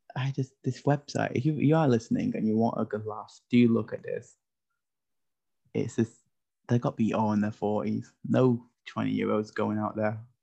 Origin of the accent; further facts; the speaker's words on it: United Kingdom; as a British person